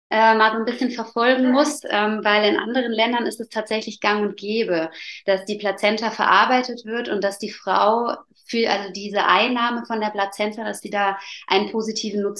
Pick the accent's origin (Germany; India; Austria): Germany; Allgäu; ich komme aus dem Allgäu und ähm, habe zwei Kinder